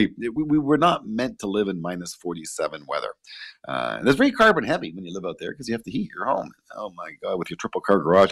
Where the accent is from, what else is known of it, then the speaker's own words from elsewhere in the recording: Canada; as a Canadian